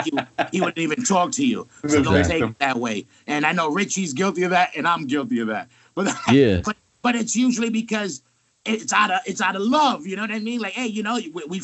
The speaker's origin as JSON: {"language": "English", "town": "New York City", "region": "New York", "country": "United States", "said": "I'm from Queens. He's from the Bronx. You meet us, you know we're from New York."}